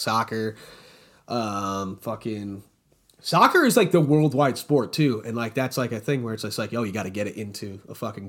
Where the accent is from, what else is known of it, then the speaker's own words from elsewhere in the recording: New York, United States; I'm from New York.